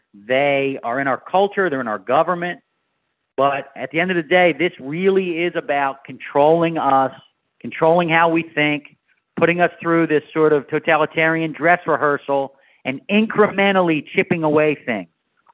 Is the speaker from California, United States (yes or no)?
no; Philadelphia, Pennsylvania, United States; moved away; I'm from Philadelphia